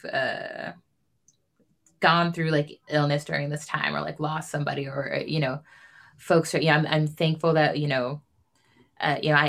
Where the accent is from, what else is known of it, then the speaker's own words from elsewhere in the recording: Stockton, California, United States; moved away; Nick and I are both from Stockton, like both went to the same school